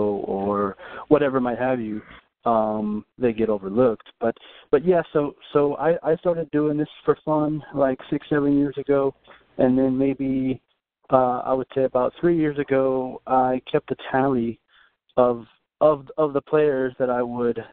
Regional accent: Dallas, Texas, United States; I'm from Dallas, Texas

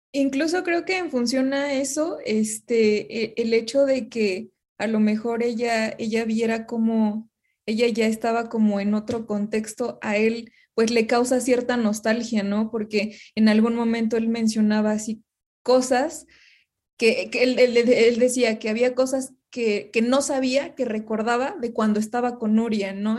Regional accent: Mexico; como mexicanos

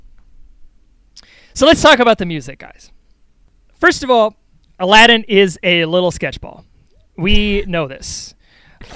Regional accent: New York, United States; I'm a New Yorker

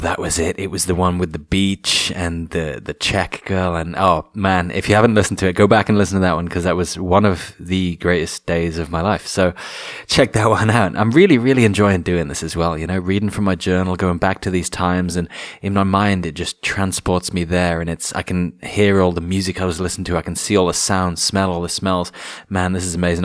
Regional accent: England, United Kingdom

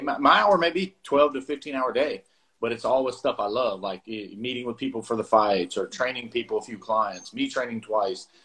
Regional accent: South Carolina, United States; moved away as an adult; also born or lived in Bluefield, West Virginia; now in Georgia, United States; we moved to South Carolina. I grew up in South Carolina

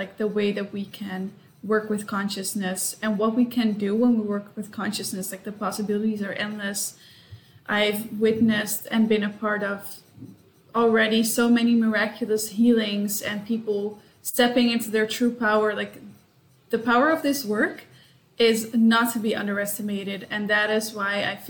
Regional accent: Amsterdam, North Holland, Netherlands; moved away as an adult; also born or lived in United States / Singapore; now in Sydney, Australia; I'm Dutch as well. So I was born in Amsterdam. I lived in the US and Singapore, and now I live in Sydney

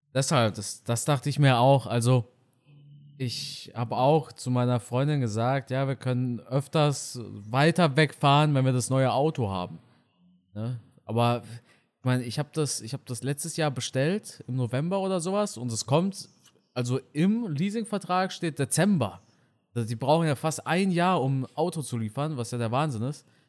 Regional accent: Germany; first language German; Ich bin aber in Deutschland geboren und auch auf Deutsch geboren, also nicht auf Deutsch geboren, auf Deutsch aufgewachsen

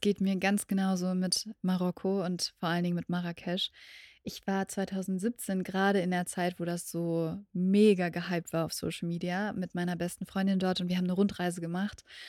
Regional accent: Berlin, Germany; meiner Heimat in Berlin

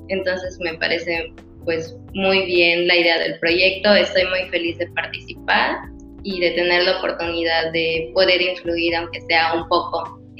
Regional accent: Mérida, Yucatán, Mexico; yo soy de Mérida

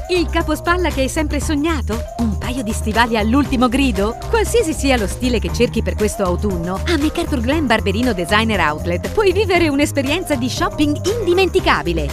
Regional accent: Rome, Lazio, Italy; io sono nata a Roma e qui c'è il Vaticano

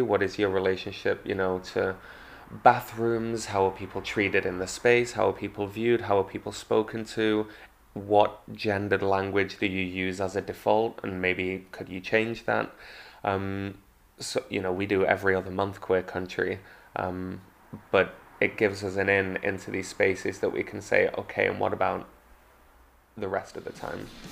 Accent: Manchester, North West England, United Kingdom; also born or lived in London; now in Margate, United Kingdom; I come from Manchester

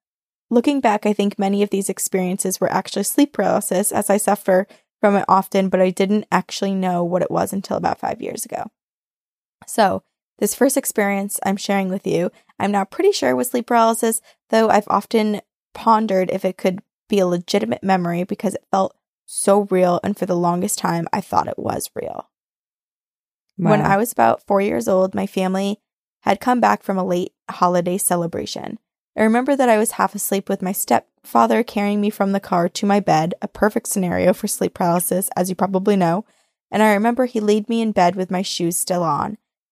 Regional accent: St. Louis, Missouri, United States; I grew up in St. Louis, Missouri, which, as you've probably heard, that city is haunted AF.

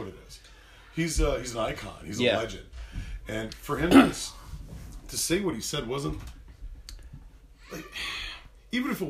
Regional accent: Hamilton, Ontario, Canada; I was from Stony Creek and just outside of Hamilton, and it was referred to because there's so many Italians. Tony Creek.

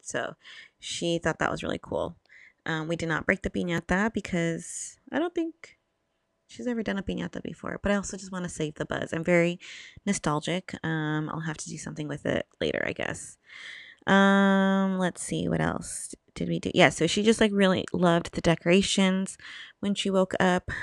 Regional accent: Southern California, United States; I'm from SoCal

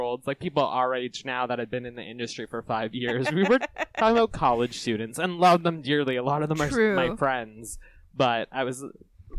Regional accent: Burlington, Ontario, Canada; I was born in Burlington, Ontario.

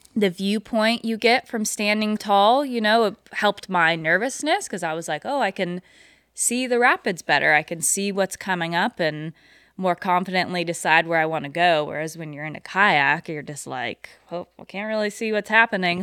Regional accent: Pilot Hill, California, United States; I am from just down the road, actually, in Pilot Hill. It's probably fifteen minutes from where we're doing this interview

